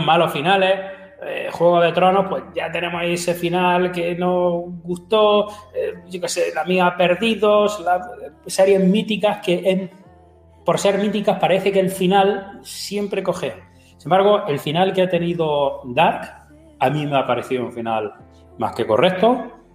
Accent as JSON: {"language": "Spanish", "region": "Region of Murcia", "country": "Spain", "said": "a partir de ahora ya no soy murciano"}